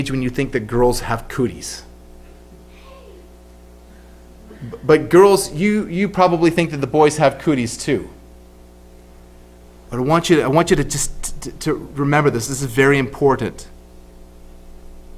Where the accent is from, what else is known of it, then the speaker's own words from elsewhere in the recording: Canada; now in Australia; As a Canadian living in Australia